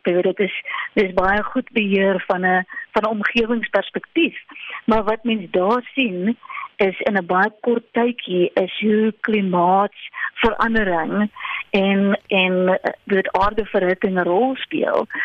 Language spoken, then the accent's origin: Afrikaans; South Africa; ons as Suid-Afrikaners